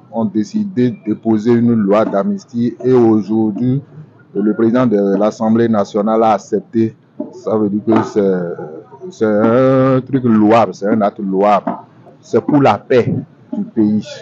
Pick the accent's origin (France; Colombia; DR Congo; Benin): Benin; nous sommes tous des Béninois